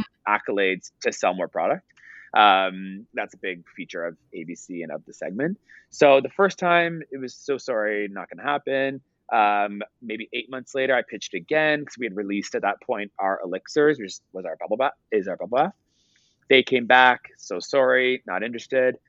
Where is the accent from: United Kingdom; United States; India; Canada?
Canada; Ottawa, Ontario; also born or lived in Toronto; I hired my family because I'm from Ottawa, so I hired all my family.